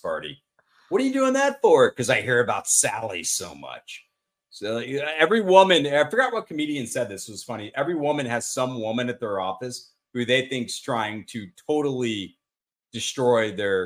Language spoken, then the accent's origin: English; Austin, Texas, United States; I'm from Austin